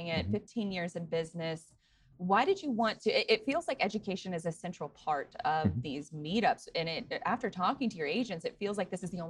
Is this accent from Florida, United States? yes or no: yes; Jacksonville, Florida, United States; we're both from Jacksonville, Florida